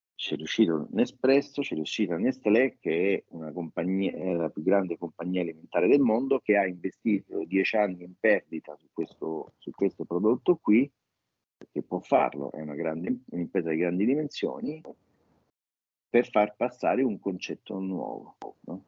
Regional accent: Rome, Lazio, Italy; Da romani

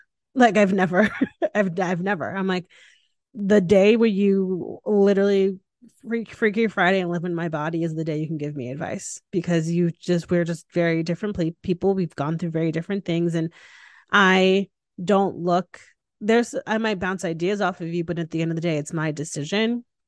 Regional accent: Connecticut, United States; moved away as an adult; now in Austin, United States; I moved home to Connecticut. And still calling it home. Like it's where yeah. I'm from, it's where I was yeah. raised

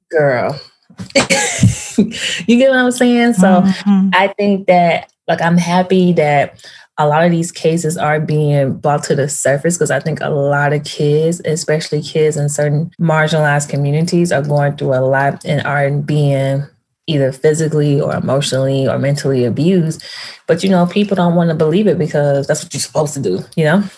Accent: Memphis, Tennessee, United States; moved away as an adult; also born or lived in Nashville, Tennessee; now in New York, United States; I grew up in Tennessee, Memphis, went to school there, went to college in Nashville.

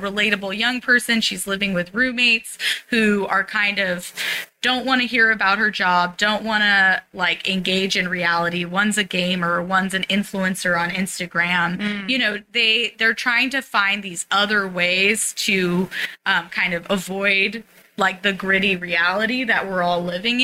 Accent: San Francisco, California, United States; I grew up in the Haight

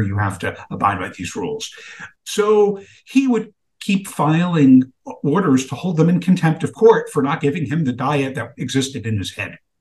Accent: New York City, New York, United States; growing up in Brooklyn, New York in the 1970s

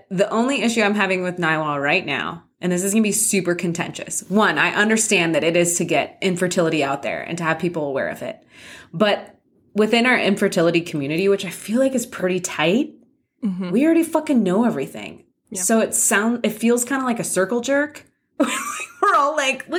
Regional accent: San Clemente, California, United States; I grew up in San Clemente

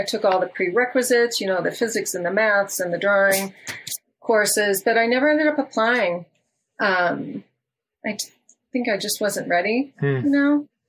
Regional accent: Detroit, Michigan, United States; also born or lived in Washington / California / Peru; now in Colorado, United States; I grew up outside of Detroit, in Michigan. My My father worked for Ford Motor Company for 25 years. So we grew up in a suburb outside of Detroit.

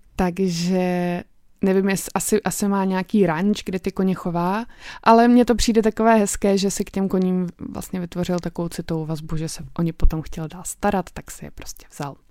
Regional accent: Czechia; u nás v Čechách

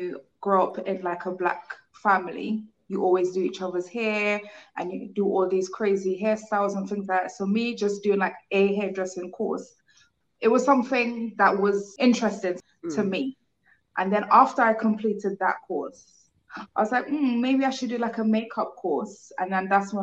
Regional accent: Trinidad & Tobago; now in United Kingdom; I grew up in Trinidad.

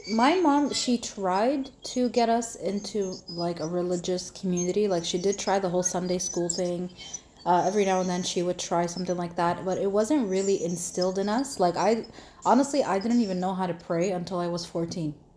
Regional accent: Toronto, Ontario, Canada; I grew up in Canada, in uh, Toronto

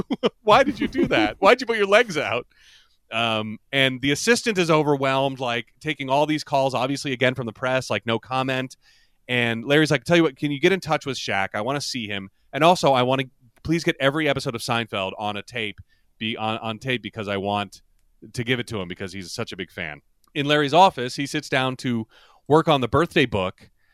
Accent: Ireland; as an Irish person

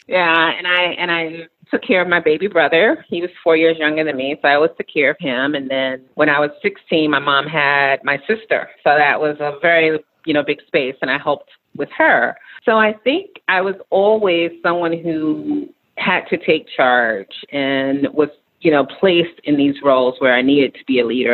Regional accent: New York City, New York, United States; moved away as an adult; also born or lived in Nairobi, Kenya; I am a New York City girl, so I grew up in New York City, Queens, New York

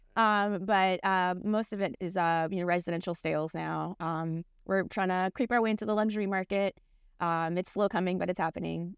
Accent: Miami, Florida, United States; moved away as an adult; now in Jacksonville, United States; I'm from Miami

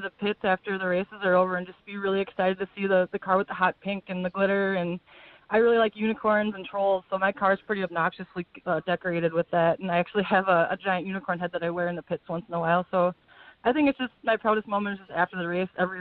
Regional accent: Farmington, Minnesota, United States; I'm from Farmington, Minnesota. I was actually born in Minneapolis, but I live down here now

